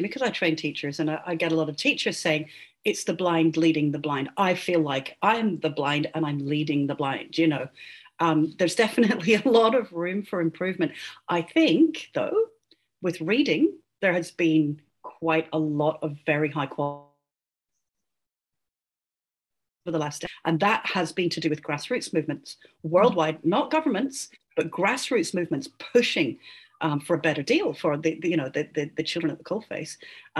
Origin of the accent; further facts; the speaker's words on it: Singapore; born there; also born or lived in Poland / Egypt; my dad was a diplomat. And so I grew up around the world. So I was born in Singapore.